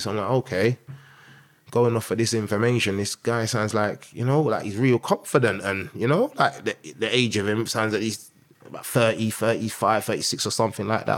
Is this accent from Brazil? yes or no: no; London, United Kingdom; I grew up in North London, um, with Green to start off with, um, Tottenham, uh, for the middle part, and then Finsbury Park